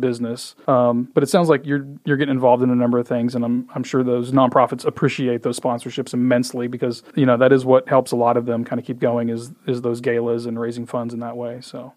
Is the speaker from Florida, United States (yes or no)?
no; Indiana, United States; also born or lived in Michigan / Deer Creek, Illinois; now in Frisco, United States; I did most of my growing up in Indiana